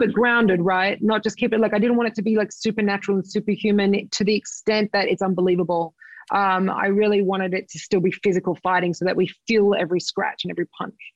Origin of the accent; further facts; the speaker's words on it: Sydney, New South Wales, Australia; my hometown in Sydney Australia